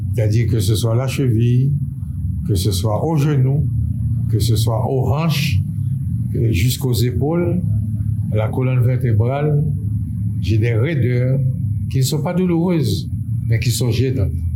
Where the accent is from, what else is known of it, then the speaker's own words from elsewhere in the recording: Port-au-Prince, Ouest, Haiti; also born or lived in Artibonite; Je suis né dans la Thibonide en 1936, ça fait bien 87 ans